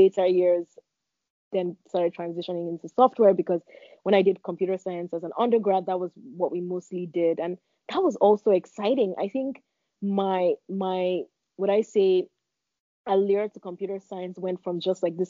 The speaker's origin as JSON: {"language": "English", "region": "Lagos", "country": "Nigeria", "tie": "born or raised there", "said": "I was born in Lagos, Nigeria, and I'm the first of five children"}